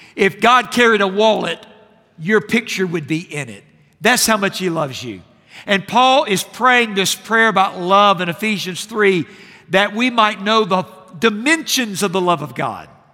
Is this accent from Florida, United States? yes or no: yes; Jacksonville, Florida, United States; I grew up in Jacksonville, Florida, and the pastor that I had as a boy